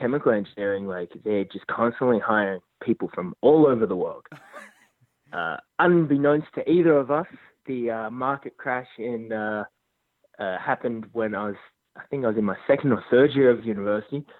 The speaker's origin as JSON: {"language": "English", "town": "Sydney", "region": "New South Wales", "country": "Australia", "tie": "born or raised there", "moved": "as an adult", "lives_now": "Houston, United States", "said": "Not born and raised in Sydney, Australia"}